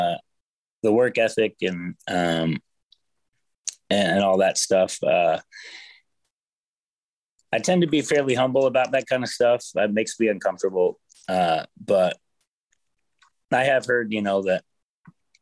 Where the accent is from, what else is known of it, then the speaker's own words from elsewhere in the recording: Portland, Oregon, United States; moved away as an adult; now in Nashville, United States; I'm from Portland, Oregon. I grew up out there in a small town